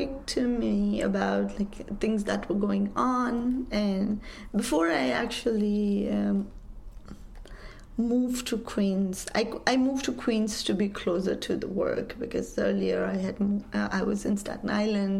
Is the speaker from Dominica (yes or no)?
no; Kathmandu, Bagmati, Nepal; moved away as an adult; also born or lived in Grinnell, Iowa / Washington, D.C.; I grew up in Kathmandu. I left all of that and came to Iowa for my undergrad